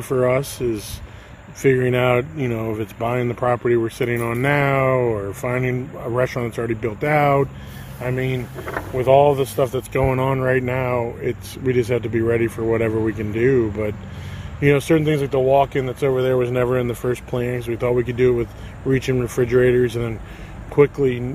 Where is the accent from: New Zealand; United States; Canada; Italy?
United States; New York City, New York; moved away as an adult; also born or lived in Oklahoma / Hyde Park, New York / West Virginia; now in Lynchburg, United States; I grew up in Brooklyn, New York